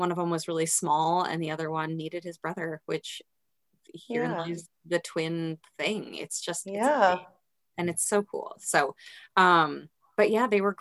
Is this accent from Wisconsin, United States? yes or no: yes; Madison, Wisconsin, United States; now in Minnesota, United States; I was born and raised in the Midwest. So born in Madison, Wisconsin, and then moved to Minnesota for school and never left